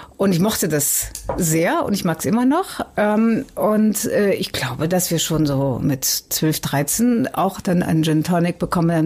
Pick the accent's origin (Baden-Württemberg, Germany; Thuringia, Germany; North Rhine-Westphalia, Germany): North Rhine-Westphalia, Germany; Cologne; now in Hamburg, Germany; Ich komme aus Köln